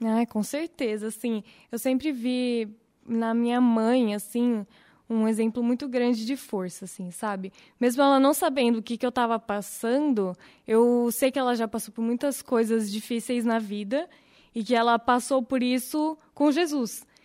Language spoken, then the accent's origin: Portuguese; Vinhedo, São Paulo, Brazil; Eu vim para Vinhedo, na verdade eu nasci em São Paulo. Eu vim para Vinhedo com dois anos